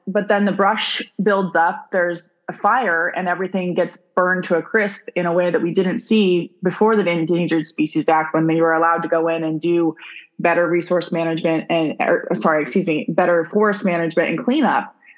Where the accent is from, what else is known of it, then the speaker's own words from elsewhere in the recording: Arizona, United States; I grew up in Arizona.